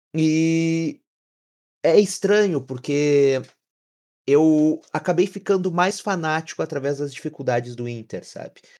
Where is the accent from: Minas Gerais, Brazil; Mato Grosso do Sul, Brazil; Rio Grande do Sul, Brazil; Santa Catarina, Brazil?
Rio Grande do Sul, Brazil; Camaquã; Fui criado indo em Núcleo dos Colorados, aqui em Camacuã